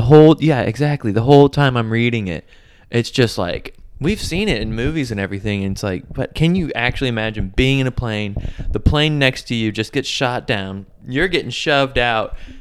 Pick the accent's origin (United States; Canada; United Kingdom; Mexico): United States; being American